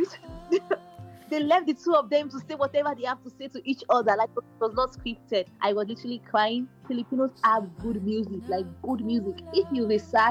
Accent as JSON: {"language": "English", "country": "Nigeria", "moved": "yes", "lives_now": "Philippines", "said": "Studying in the Philippines as a Nigerian student"}